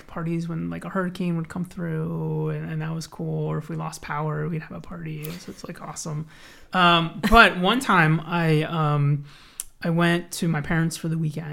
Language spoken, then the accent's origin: English; Blue Bell, Pennsylvania, United States; also born or lived in Los Angeles, United States / Conshohocken, Pennsylvania; I grew up in the area. I grew up in Bluebell